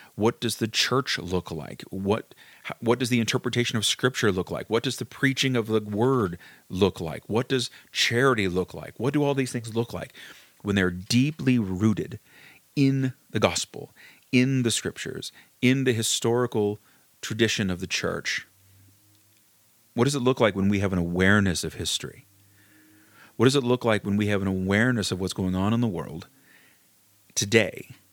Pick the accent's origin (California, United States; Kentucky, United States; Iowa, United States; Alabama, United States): Kentucky, United States; I grew up in Kentucky, um, in, in a small town in Kentucky